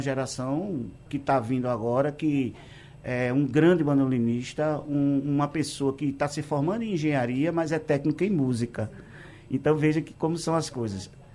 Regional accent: Pesqueira, Pernambuco, Brazil; eu sou de Pesqueira

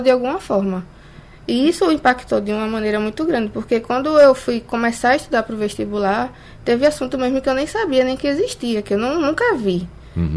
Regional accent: bairro da Vaz, Pernambuco, Brazil; now in Olinda, Brazil; eu morei 27 anos né, no bairro da Vaz, é hoje que eu não moro mais lá, eu me mudei. Hoje eu moro na periferia de Olinda

